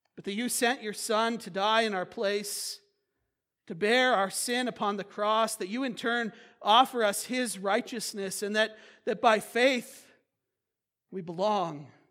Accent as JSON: {"language": "English", "country": "United States", "said": "as American Christians"}